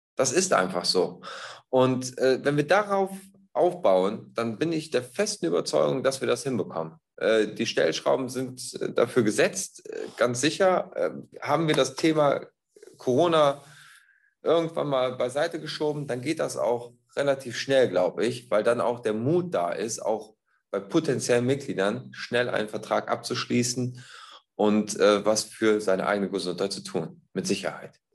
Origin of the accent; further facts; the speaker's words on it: Bad Neuenahr-Ahrweiler, Rhineland-Palatinate, Germany; ich komme aus Bad Neuenahr-Ahrweiler